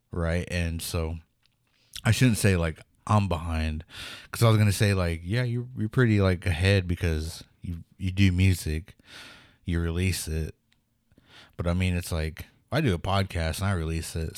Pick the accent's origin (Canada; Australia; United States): United States; Pawnee, Oklahoma; growing up in Pawnee